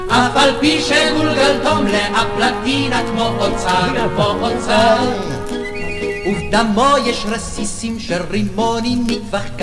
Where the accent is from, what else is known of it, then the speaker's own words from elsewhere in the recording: Jerusalem, Jerusalem District, Israel; אני גדלתי במוסררה. כן. מוסררה זו הייתה שכונה של עולים